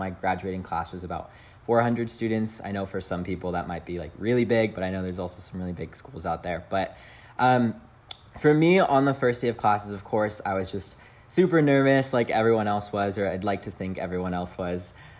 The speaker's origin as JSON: {"language": "English", "town": "San Jose", "region": "California", "country": "United States", "said": "But I'm originally from San Jose, California."}